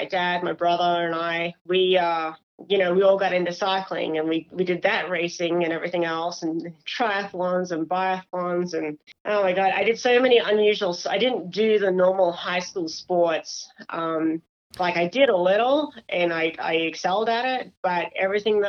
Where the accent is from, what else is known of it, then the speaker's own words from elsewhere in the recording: Australia; moved away; I'm actually Australian